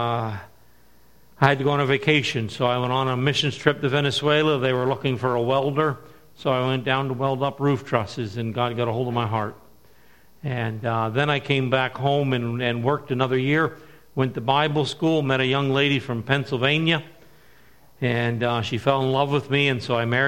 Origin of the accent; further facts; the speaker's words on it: Woodstock, New Brunswick, Canada; I'm from Woodstock, New Brunswick. Grew up in the area. Grew up on a farm.